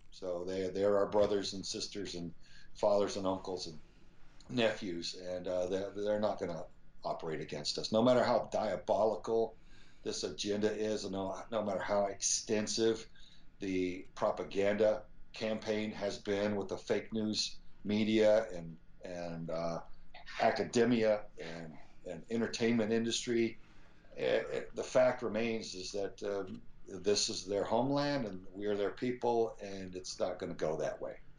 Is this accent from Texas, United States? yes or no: yes; Spring, Texas, United States; my mm-hmm. dad was a very sincere and devout pastor in uh, Spring, Texas. And, and I just grew up around so many quality people